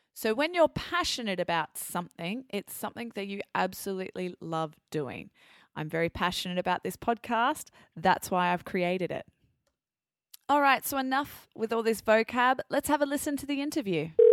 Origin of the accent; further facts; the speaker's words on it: Australia; accent: Australian; now in France; my Australian accent.